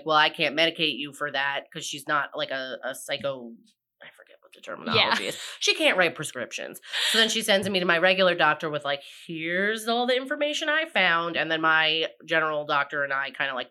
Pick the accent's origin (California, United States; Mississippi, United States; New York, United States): New York, United States; I'm also from New York